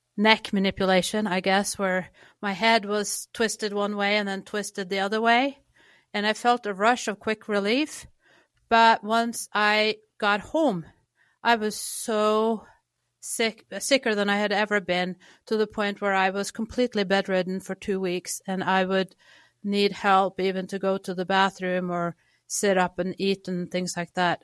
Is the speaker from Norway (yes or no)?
yes; Norway; moved away; I grew up in Norway